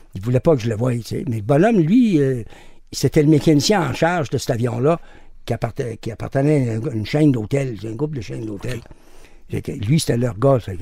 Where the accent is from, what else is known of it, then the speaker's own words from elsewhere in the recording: Montreal, Quebec, Canada; je suis revenu chez nous, à Montréal.